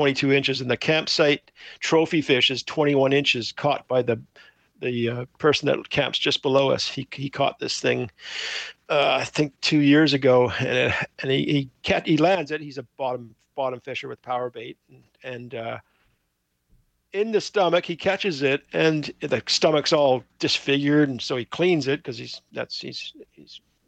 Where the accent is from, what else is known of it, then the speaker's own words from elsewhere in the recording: Victoria, British Columbia, Canada; now in Nanaimo, Canada; I grew up in Victoria